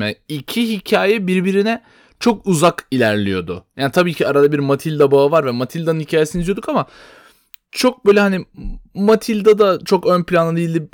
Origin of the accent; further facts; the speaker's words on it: Istanbul, Turkey; doğma büyüme İstanbulluyuz ikimiz de.